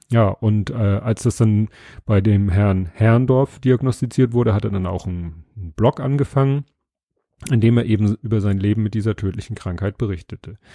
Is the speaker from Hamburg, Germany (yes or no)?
yes; Hamburg, Germany; Ich bin ja auch Hamburger.